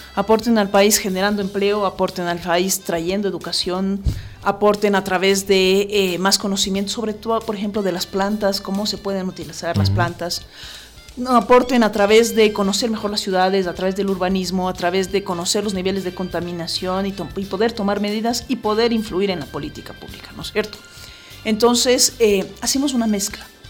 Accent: Ecuador; como ecuatorianos

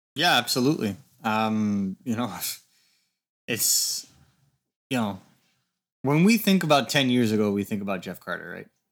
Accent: Canada; as a Canadian hockey fan

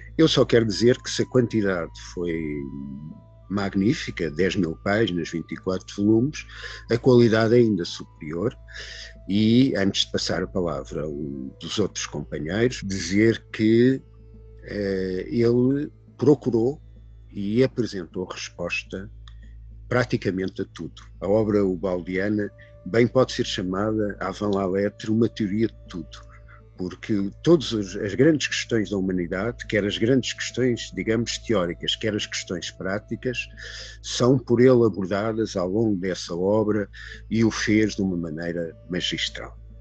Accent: Portugal; eu sou português

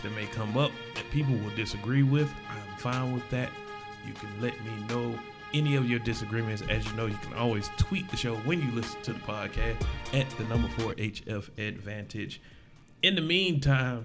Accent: the South, United States; I'm from the South

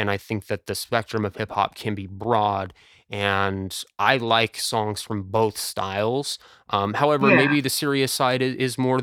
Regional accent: United States; I am American

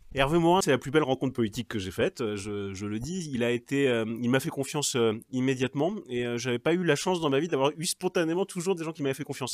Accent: Cherbourg, Normandy, France; Mes parents étaient normands, je suis né à Cherbourg, ils étaient de Cherbourg, ou plus exactement d'une petite ville à côté de Cherbourg

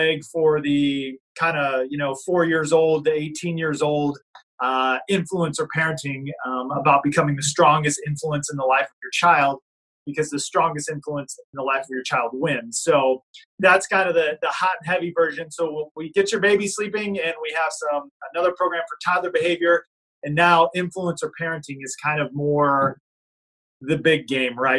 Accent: Illinois–Iowa border, Midwest, United States; I'm originally from Illinois and Iowa. So we grew up right on the border here

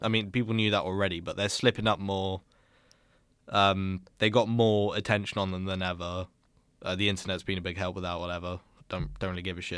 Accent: United Kingdom; as a British person who's never been to America

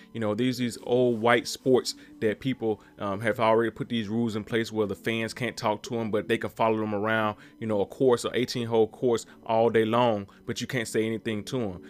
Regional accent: Mississippi, United States; I come from Mississippi, born and raised.

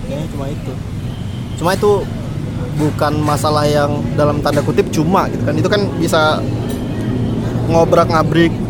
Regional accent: Riau, Indonesia; terutama bagi kita sebagai warga Riau masyarakat Riau

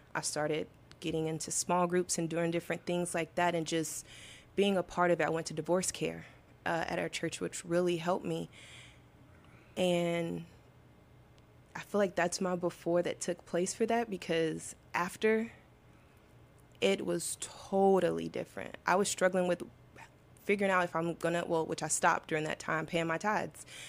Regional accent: Arkansas, United States; I'm from Arkansas, so I feel like being from the South, everyone goes to church

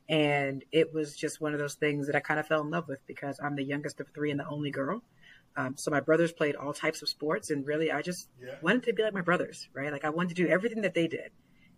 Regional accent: Alpharetta, Georgia, United States; also born or lived in Newark; So I was born in Newark, New Jersey, so right across the water from the city. And my family, we moved to the South when I was pretty young. So I was about four. We moved to Alpharetta, Georgia

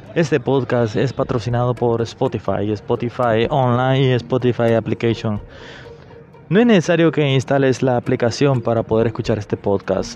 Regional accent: Honduras; mi país, Honduras.

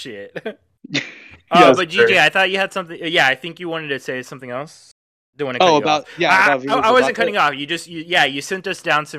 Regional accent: Texas, United States; I'm Mexican and I grew up in Texas

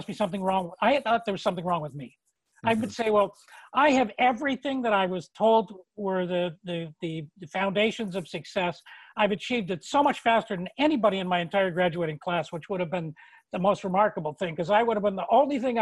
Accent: Toronto, Ontario, Canada; moved away as an adult; now in Nova Scotia, Canada; I'd been born and raised in Toronto

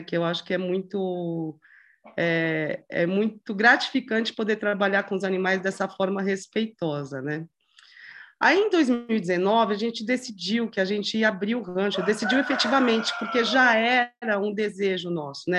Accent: São Paulo, Brazil; moved away as an adult; also born or lived in Paraná; sempre morou em São Paulo. É, a gente tinha uma vida uma vida de, infância, adolescência, estudando, faculdade

